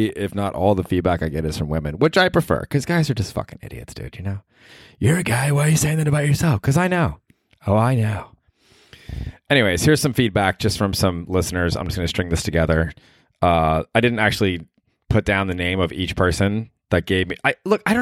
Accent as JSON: {"language": "English", "region": "Alabama", "country": "United States", "said": "I'm from Alabama."}